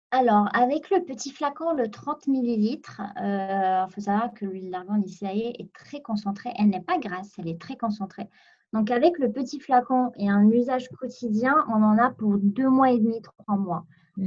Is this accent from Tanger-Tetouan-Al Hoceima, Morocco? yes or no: no; Meknes, Fès-Meknès, Morocco; moved away as an adult; now in France; j'ai grandi, j'ai vécu au Maroc pendant 20 ans